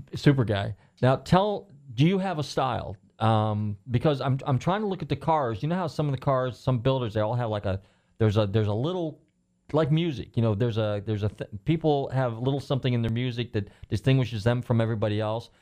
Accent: California, United States; now in Largo, United States; I'm from California originally.

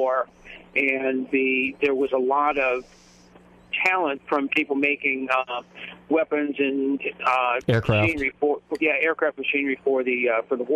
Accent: Indiana, United States; moved away as an adult; also born or lived in Atlanta, Georgia; I grew up in Indiana and went to college up there

